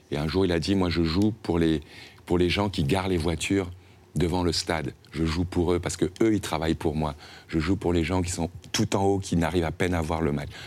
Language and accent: French; New York, United States; also born or lived in Paris; je suis de New York aussi. Ma mère, on, a grandi là-bas avec maman. Euh, on est parti de Paris, j'avais 12 ans.